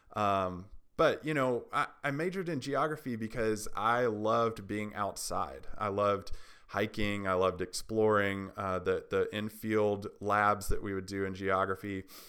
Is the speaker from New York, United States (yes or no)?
no; Tennessee, United States; also born or lived in Haiti; I'm from Tennessee